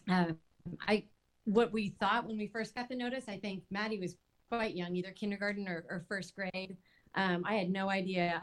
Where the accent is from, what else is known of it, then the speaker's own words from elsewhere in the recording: California, United States; I'm from California